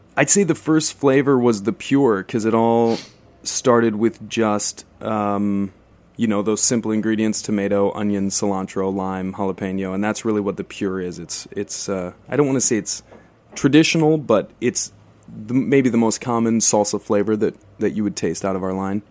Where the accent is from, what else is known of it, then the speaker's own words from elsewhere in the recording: South Dakota, United States; now in Brooklyn, United States; I worked in a in a little Mexican taqueria in my home state in South Dakota when I was a teenager